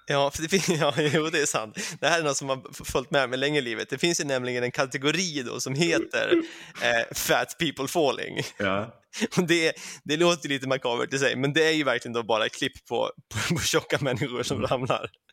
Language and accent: Swedish; Sweden; now in England, United Kingdom; som svensk